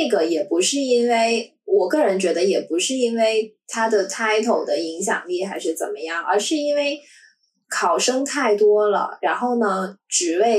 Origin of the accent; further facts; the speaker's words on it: Shenzhen, Guangdong, China; 因为自己从小在深圳，然后就会觉得说深大超好。